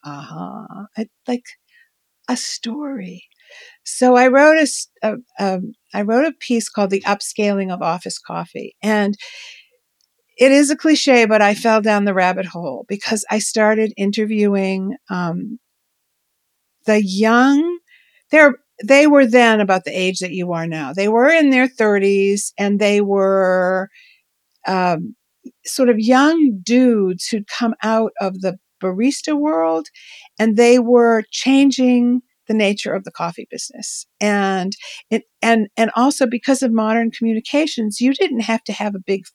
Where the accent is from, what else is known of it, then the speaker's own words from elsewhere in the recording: New York, United States; As a New Yorker girl who knew nothing about, you know, whose parents grew tomatoes in the suburbs